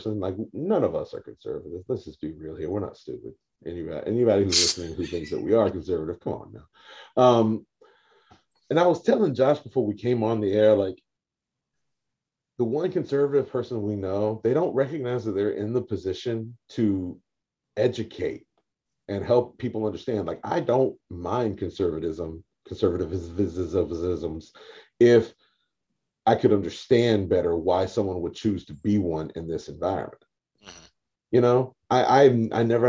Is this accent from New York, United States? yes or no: yes; the Rip Van Winkle state, New York, United States; I come from the Rip Van Winkle state